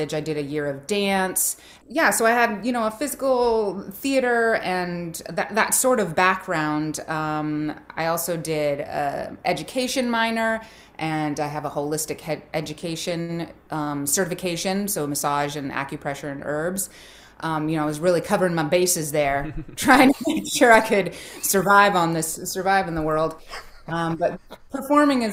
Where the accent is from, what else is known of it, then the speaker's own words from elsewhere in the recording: the Bay Area, California, United States; I'm from the Bay Area, and that's where the San Francisco Circus Center is